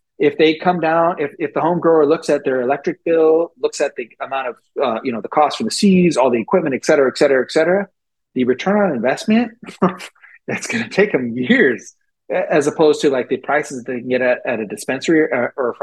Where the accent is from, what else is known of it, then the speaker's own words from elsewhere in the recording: San Francisco Bay Area, California, United States; I grew up in the Bay Area, so it's like San Francisco Bay Area